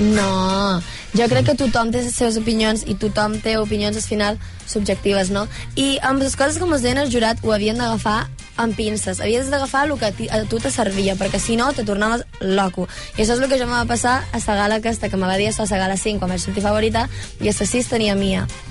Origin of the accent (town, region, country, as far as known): Menorca, Balearic Islands, Spain; first language Catalan